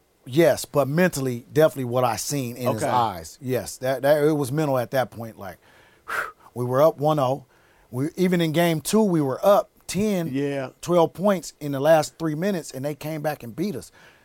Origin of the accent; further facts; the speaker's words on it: Seattle, Washington, United States; I was raised in Seattle. I grew up.